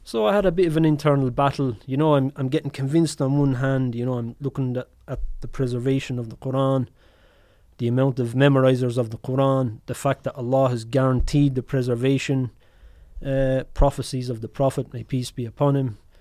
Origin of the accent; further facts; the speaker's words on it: Ireland; obviously I'm Irish